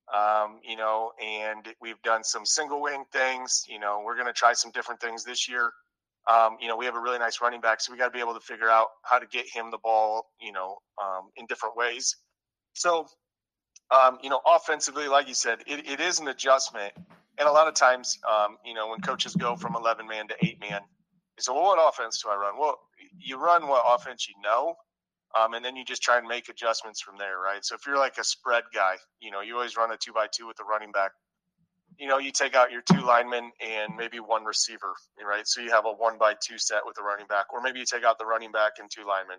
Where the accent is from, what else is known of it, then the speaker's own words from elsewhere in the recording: Northwest Iowa, United States; moved away as an adult; I'm originally from Northwest Iowa